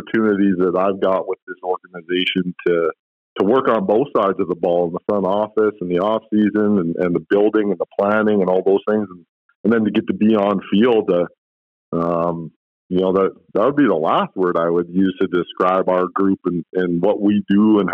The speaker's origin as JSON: {"language": "English", "town": "Edmonton", "region": "Alberta", "country": "Canada", "tie": "born or raised there", "also_born_or_lived": "Vancouver Island", "said": "I've been an Edmontonian my whole life. I've lived elsewhere, but Edmonton's my hometown. I'm from here and I love Edmonton."}